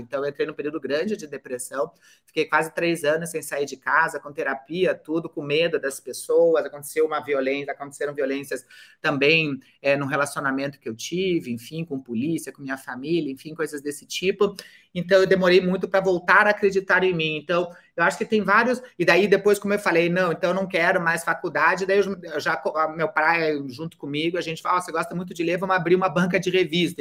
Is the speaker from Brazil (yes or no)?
yes; Curitiba, Paraná, Brazil; born or raised there